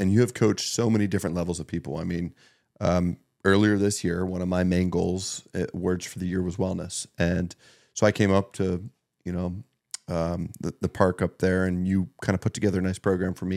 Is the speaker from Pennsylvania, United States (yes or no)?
yes; Meadville, Pennsylvania, United States; growing up in Northwest Pennsylvania, but Meadville, you know, I went to Maplewood